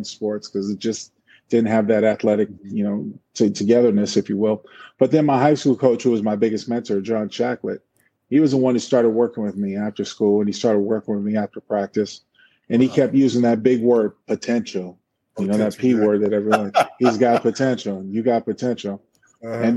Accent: San Diego, California, United States; moved away as an adult; also born or lived in Seattle, Washington / Oakland, California; growing up in San Diego

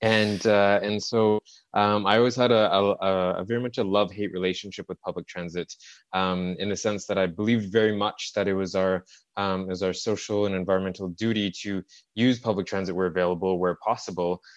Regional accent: Montreal, Quebec, Canada; it's my, it's my hometown. I grew up in, uh, in the suburbs of Montreal

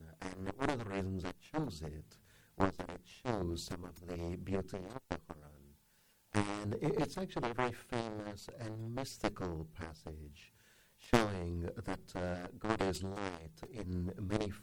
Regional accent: England, United Kingdom; moved away as an adult; also born or lived in India; now in United States; When I was 3 years old, my parents moved to England. So I lived my life in England, had my education there, and came to America in 87, where I've been ever since.

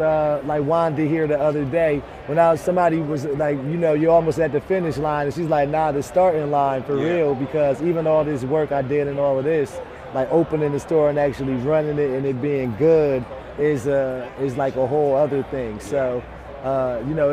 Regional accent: Ewing, New Jersey, United States; my hometown in Ewing, New Jersey

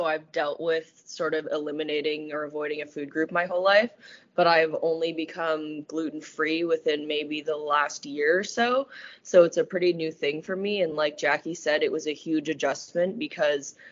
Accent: Vancouver, British Columbia, Canada; moved away as an adult; now in Finland; I'm from Vancouver, Canada

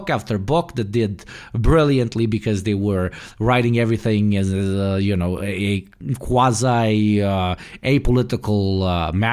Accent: New Jersey, United States; I'm literally from New Jersey

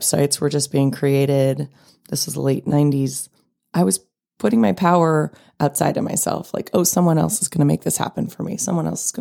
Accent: California, United States; also born or lived in New York; Growing up in California

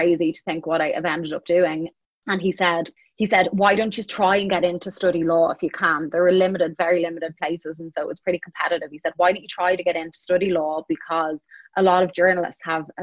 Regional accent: Dublin, Leinster, Ireland; moved away as an adult; also born or lived in Chicago; I was born and I grew up in Dublin, Ireland

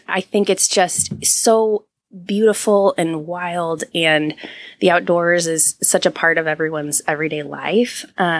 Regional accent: San Antonio, Texas, United States; moved away; I don't know as a kid that you really appreciate where you come from until you go back. And so as an adult, I've gone back to San Antonio.

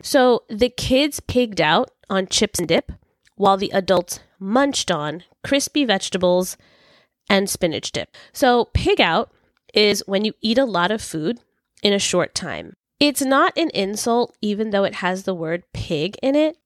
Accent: New York City, New York, United States; I was born and raised in New York City, Brooklyn specifically

